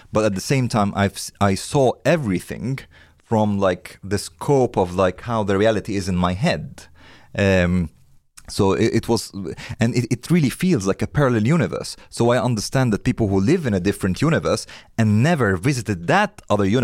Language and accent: Swedish; India; born or raised there; moved away